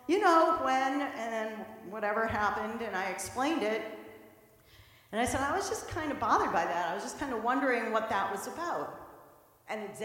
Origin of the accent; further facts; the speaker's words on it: St. Louis, Missouri, United States; moved away as an adult; also born or lived in Boston; I'm from the Midwest, so I went from St. Louis all the way to Boston, came to college